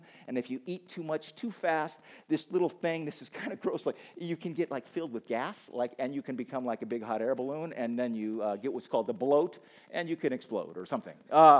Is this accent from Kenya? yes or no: yes; Kenya; I grew up in Kenya, where the Maasai would herd sheep and goats.